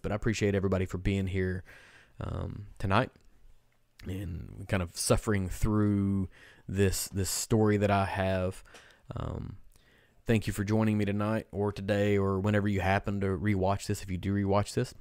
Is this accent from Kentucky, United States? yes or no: yes; Kentucky, United States; we're from Kentucky